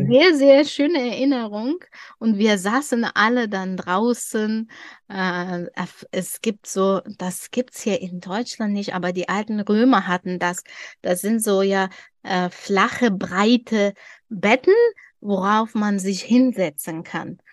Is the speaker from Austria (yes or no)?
no; Dushanbe, Tajikistan; German is a second language; now in Germany; wir leben in, in der Hauptstadt Duschanbe